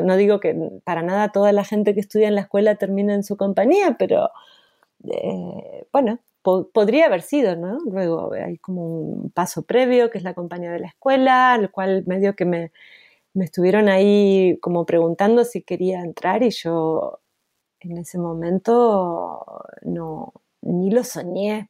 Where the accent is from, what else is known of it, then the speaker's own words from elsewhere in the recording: Argentina; moved away as an adult; also born or lived in Luxembourg; yo como argentina